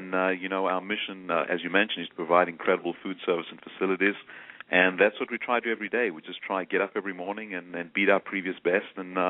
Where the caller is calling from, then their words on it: Atlanta, Georgia, United States; I'm calling from Atlanta, Georgia.